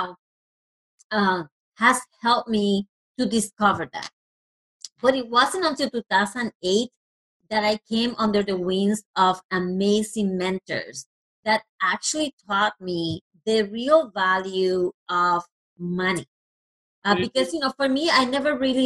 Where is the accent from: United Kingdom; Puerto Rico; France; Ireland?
Puerto Rico; first language Spanish; English is a second language; moved away; I actually am originally from Puerto Rico. So I was raised in a Latino country, and obviously Spanish is my first language.